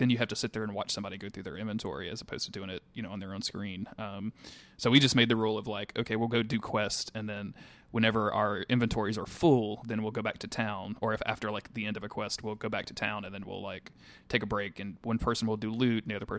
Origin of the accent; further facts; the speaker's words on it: the South, United States; accent: southern; because I stretch it out so bad with my stupid southern accent.